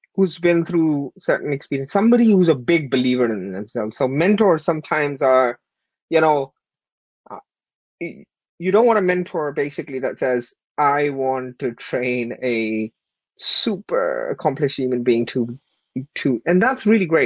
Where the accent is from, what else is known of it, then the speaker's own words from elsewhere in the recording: Pakistan; moved away; I was born and raised in Pakistan. I was an immigrant here from a very humble background.